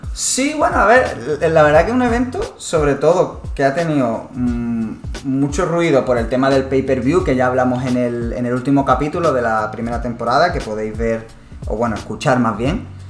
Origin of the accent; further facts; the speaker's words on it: Málaga, Andalusia, Spain; en Málaga, que nosotros somos de Málaga